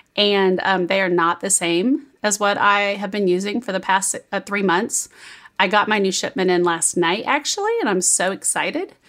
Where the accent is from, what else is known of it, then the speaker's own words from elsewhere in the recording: Kansas City, Missouri, United States; When I was young in like grade school, I grew up in Kansas City